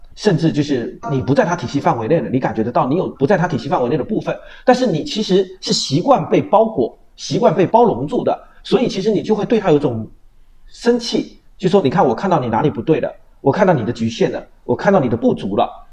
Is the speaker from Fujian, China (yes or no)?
yes; Quanzhou, Fujian, China; 就是我的家乡是闽南